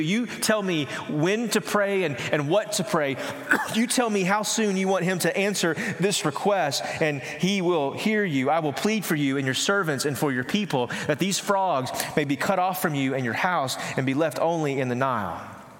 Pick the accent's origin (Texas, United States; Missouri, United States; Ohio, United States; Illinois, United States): Texas, United States; East; I grew up in East Texas where we didn't have clear lakes